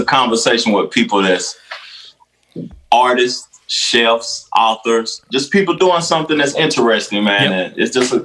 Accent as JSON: {"language": "English", "town": "Knoxville", "region": "Tennessee", "country": "United States", "tie": "born or raised there", "moved": "yes", "lives_now": "Charlotte, United States", "said": "I was born and raised in Knoxville, but I don't live there anymore though"}